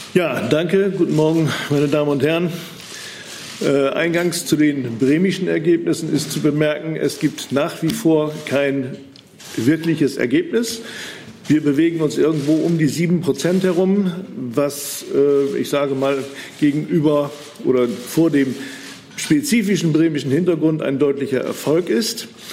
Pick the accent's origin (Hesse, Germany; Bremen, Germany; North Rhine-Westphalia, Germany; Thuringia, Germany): Bremen, Germany; bei uns in Bremen